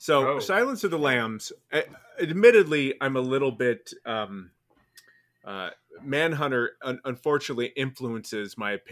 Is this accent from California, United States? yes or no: yes; San Diego, California, United States; born or raised there; also born or lived in Long Island, New York